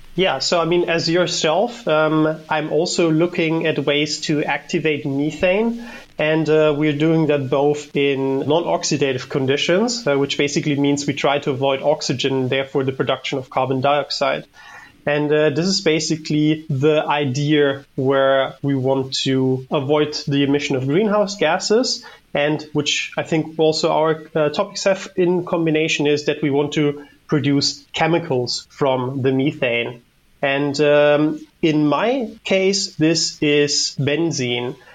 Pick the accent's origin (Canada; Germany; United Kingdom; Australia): Germany; moved away as an adult; now in Netherlands; I'm from Germany and I've been working here in the Netherlands for my PhD for a bit over three years